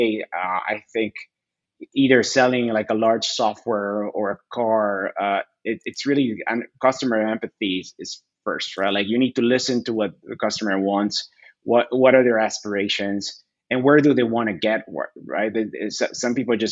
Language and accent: English; Bolivia; also born or lived in Chattanooga, Tennessee / Northern Virginia; now in United States; I was born there, but I was raised my entire life in Bolivia.